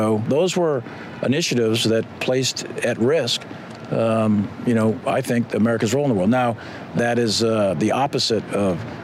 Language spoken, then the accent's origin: English; Boston, Massachusetts, United States; I grew up here in Boston. I'm Irish, Catholic